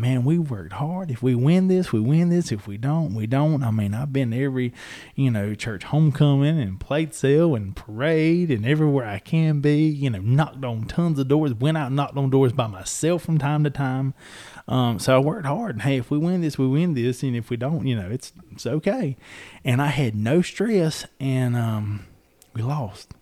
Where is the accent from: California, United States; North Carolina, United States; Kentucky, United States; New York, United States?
North Carolina, United States; Robeson County; I enjoyed growing up in Robeson County